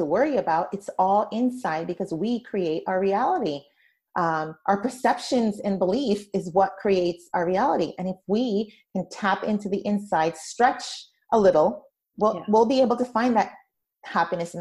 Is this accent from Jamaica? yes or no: yes; Jamaica; moved away; also born or lived in Brooklyn, New York, United States; my experience growing up in Jamaica, the West Indies, not Jamaica, New York, but Jamaica in the Caribbean